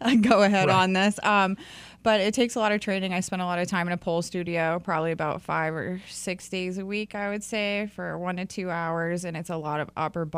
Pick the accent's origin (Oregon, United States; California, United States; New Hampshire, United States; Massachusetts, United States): New Hampshire, United States; now in North Carolina, United States; I came in from North Carolina, but I'm originally from New Hampshire.